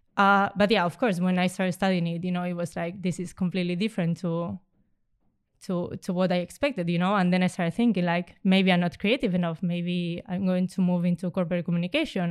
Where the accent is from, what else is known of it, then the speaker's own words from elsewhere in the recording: Spain; moved away as an adult; also born or lived in Romania; now in Amsterdam, Netherlands; I come from Spain